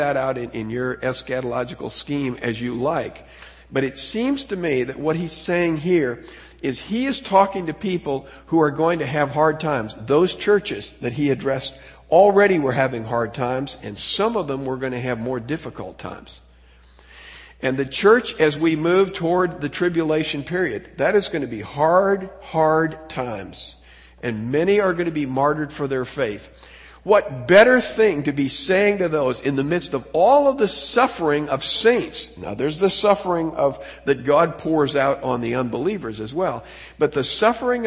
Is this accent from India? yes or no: no; United States; as an American